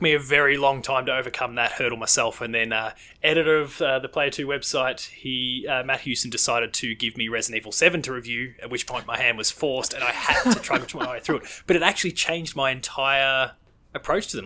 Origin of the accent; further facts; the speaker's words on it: Victoria, Australia; in my home state of Victoria